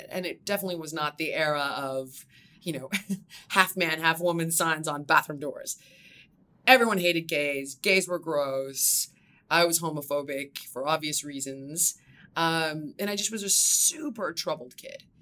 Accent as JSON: {"language": "English", "town": "Los Angeles", "region": "California", "country": "United States", "tie": "born or raised there", "also_born_or_lived": "Malibu", "said": "I actually grew up in the valley. Okay. So, um, for anybody that is not from California, it's the bridge and tunnel of Los Angeles. Uh, I'm from there"}